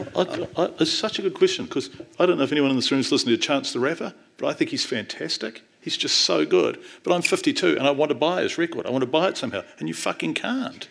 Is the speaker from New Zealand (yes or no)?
yes; North Island, New Zealand; I'm from the North Island